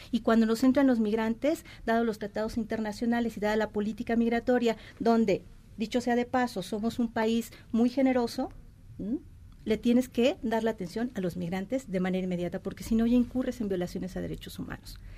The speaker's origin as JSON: {"language": "Spanish", "country": "Mexico", "said": "es una realidad que estamos muy devaluados como mexicanos"}